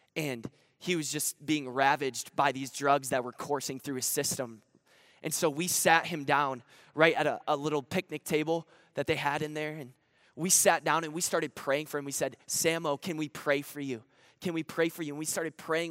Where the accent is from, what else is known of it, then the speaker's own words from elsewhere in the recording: Grand Rapids, Michigan, United States; I'm actually from Grand Rapids, Michigan